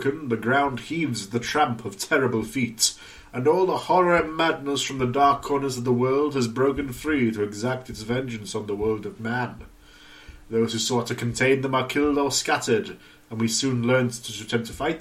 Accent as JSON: {"language": "English", "country": "United Kingdom", "said": "I'm British."}